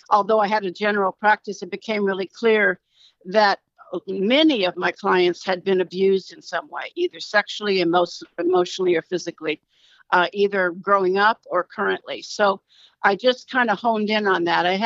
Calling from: California, United States; I'm calling in from California.

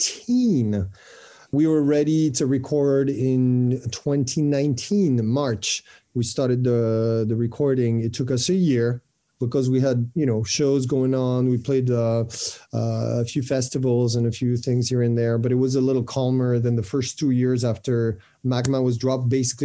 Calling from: France; From France.

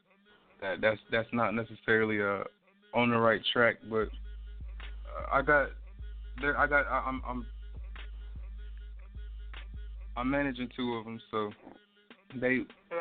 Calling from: Jackson, Mississippi, United States; I'm currently calling from Jackson, Mississippi.

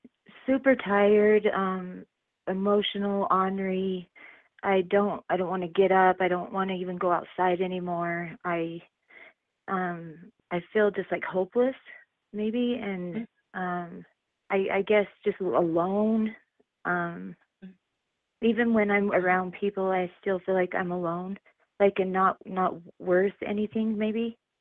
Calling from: Wyoming, United States; I'm calling from Wyoming.

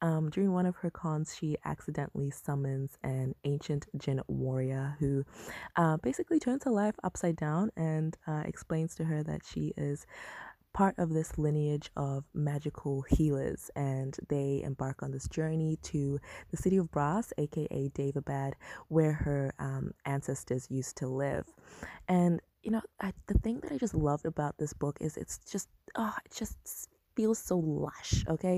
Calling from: Perth, Western Australia, Australia; I am listening in from Perth, Australia.

